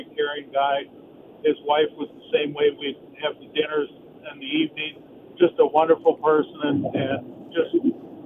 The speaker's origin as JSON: {"language": "English", "country": "Canada", "tie": "born or raised there", "moved": "yes", "lives_now": "Lodi, United States", "said": "when I grew up in Canada, but now I live here in the Valley"}